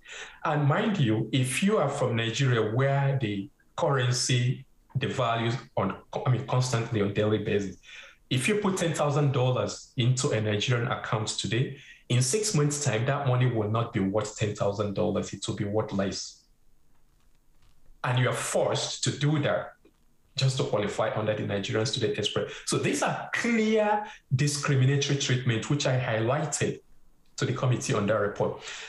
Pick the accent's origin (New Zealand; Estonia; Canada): Canada; and I'm saying this as a Canadian, does not really represent who we are as a Canadian.